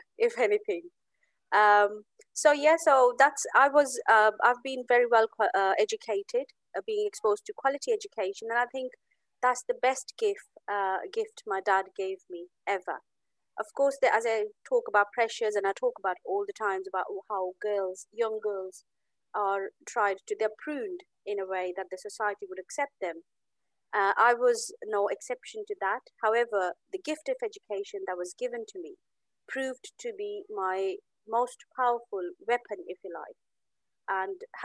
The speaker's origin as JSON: {"language": "English", "town": "Amritsar", "region": "Punjab", "country": "India", "said": "I come from India. I'm from Amritsar, the city of Golden Temple in Punjab, India."}